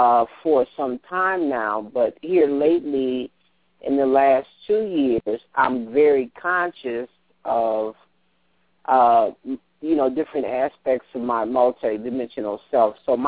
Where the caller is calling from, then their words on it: Colorado, United States; I'm calling from Colorado.